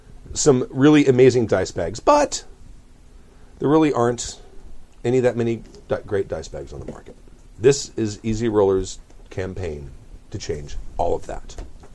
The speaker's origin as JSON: {"language": "English", "town": "Long Beach", "region": "California", "country": "United States", "tie": "born or raised there", "said": "having been born and raised in Long Beach, that's not Compton. They're two separate cities."}